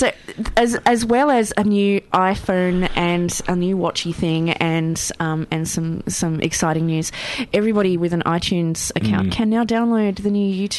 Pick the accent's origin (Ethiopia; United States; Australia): Australia; Tasmania; now in Melbourne, Australia; I'm from Tasmania.